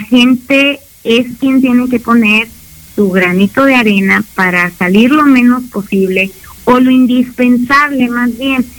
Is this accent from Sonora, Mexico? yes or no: yes; Hermosillo, Sonora, Mexico; somos el sonorense, el hermosiense por cultura, este, somos sociables, nos gusta la carnita asada